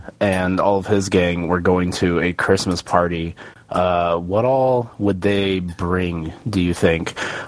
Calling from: Missouri, United States; What up, 3AM boys? It is … here in Missouri

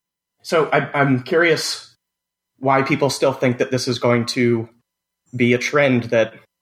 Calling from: New York, United States; Hi, this is … from New York.

